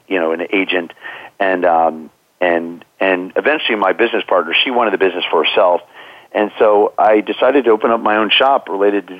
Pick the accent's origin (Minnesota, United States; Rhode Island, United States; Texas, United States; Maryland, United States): Maryland, United States; Bethesda; I grew up in Bethesda, Maryland.